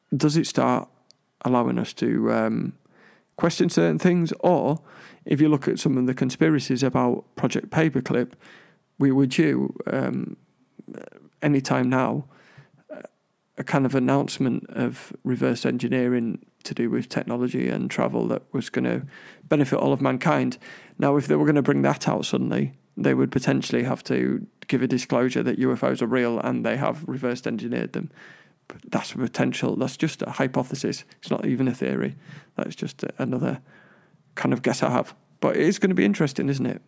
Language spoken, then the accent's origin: English; London, United Kingdom; I was born in Hammersmith